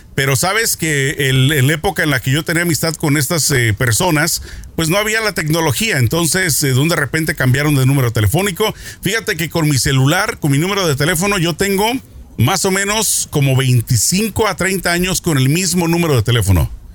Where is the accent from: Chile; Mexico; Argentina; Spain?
Mexico; no todos los mexicanos hablamos fresa